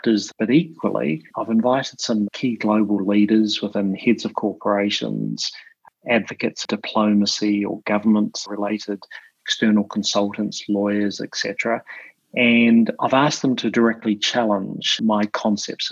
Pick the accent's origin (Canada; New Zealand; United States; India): New Zealand; also born or lived in London; now in Sydney, Australia; I'm in Sydney at the moment, but for your listeners, just to remember, I'm a New Zealander, or commonly referred to as a Kiwi. So slightly different from that Aussie twang.